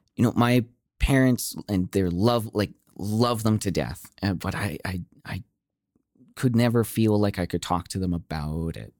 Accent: Okotoks, Alberta, Canada; growing up in Okotoks

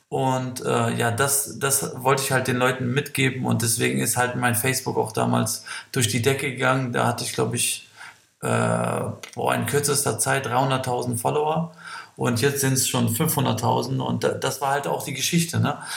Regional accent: Kosovo; Ich komme aus dem Kosovo, äh, habe acht Geschwister.

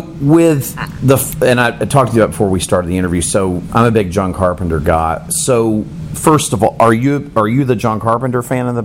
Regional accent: Miami, Florida, United States; I'm originally from Miami, and growing up in the 80s, the cocaine thing

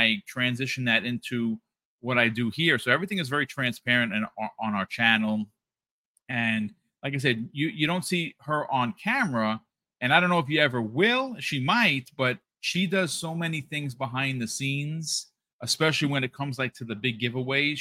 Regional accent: New York, United States; also born or lived in Bronx, New York; we're from New York.

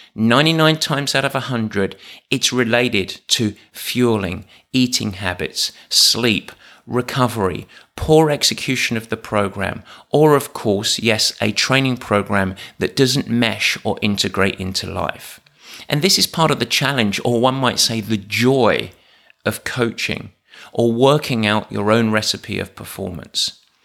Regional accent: England, United Kingdom; I'm English.

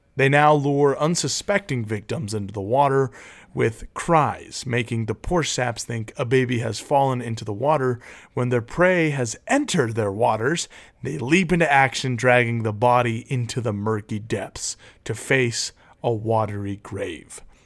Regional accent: Utah, United States; growing up in Utah

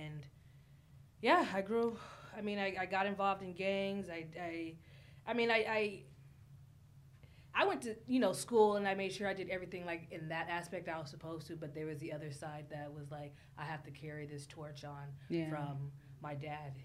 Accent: Los Angeles, California, United States; I was born and raised in South Central.

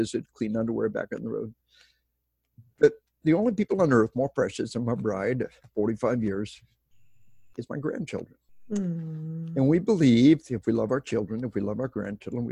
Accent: Arkansas, United States; moved away; We are from Arkansas

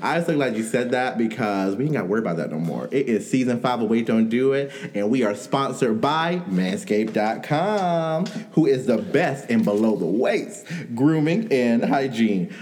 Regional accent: New York, United States; I'm from New York.

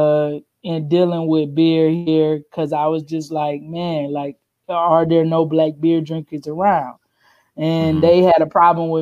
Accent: South Carolina, United States; accent: country; Southern; moved away; also born or lived in New Orleans; I am originally from South Carolina

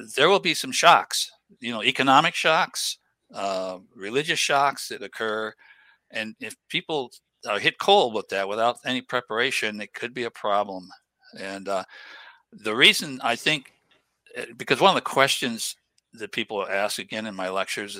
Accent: New England, United States; I grew up in New England area

